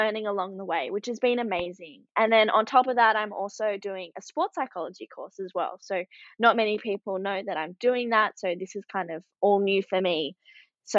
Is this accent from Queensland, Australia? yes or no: no; Sydney, New South Wales, Australia; I'm from the Northern Beaches of Sydney